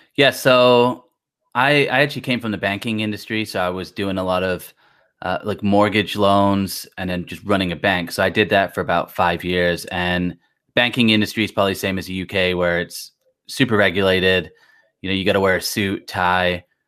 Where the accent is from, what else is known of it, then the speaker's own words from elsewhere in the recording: Blackpool, North West England, United Kingdom; now in United States; I'm originally from Blackpool